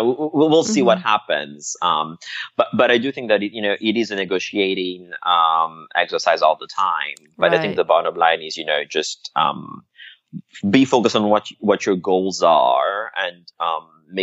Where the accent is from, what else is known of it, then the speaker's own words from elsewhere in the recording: Madagascar; moved away; also born or lived in Paris; the religious setting that I was brought up in Madagascar.